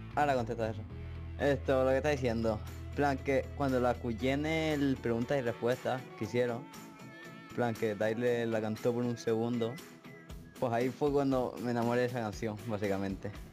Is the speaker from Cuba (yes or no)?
no; Spain; tengo 15 años y soy de España